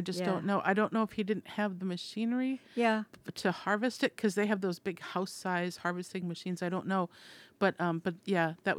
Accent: Minnesota, United States; moved away as an adult; when I moved here trying to find, and this is, you know, 30 years ago, trying to find prime beef, and I came from Minnesota.

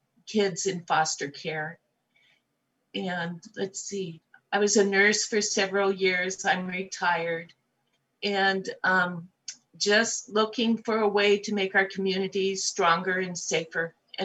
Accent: Astoria, Oregon, United States; Well, I was born in Astoria, and I have lived in Clatsop County most of my life.

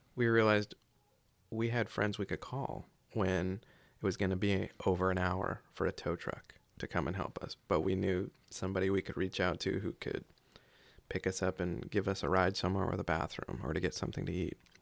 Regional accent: just outside of Charleston, South Carolina, United States; moved away as an adult; also born or lived in Japan / Washington State / Oregon; now in Clatsop County, Oregon, United States; I was born in North Carolina, uh, back in the early eighties and grew up in South Carolina, just outside of Charleston

